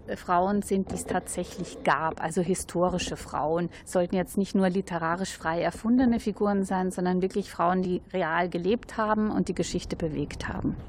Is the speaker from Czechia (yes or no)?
no; Austria; now in Germany; ich bin ja Österreicherin